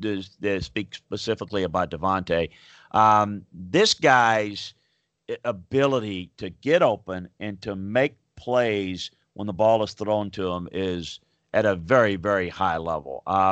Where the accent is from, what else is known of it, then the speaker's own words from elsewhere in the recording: Louisiana, United States; As growing up in Louisiana, certainly the whole Pell Grant situation and how Skip Bertman built the LSU powerhouse.